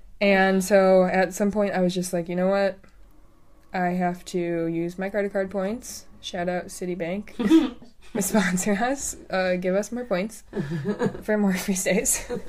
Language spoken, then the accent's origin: English; Chicago, Illinois, United States; Being from Chicago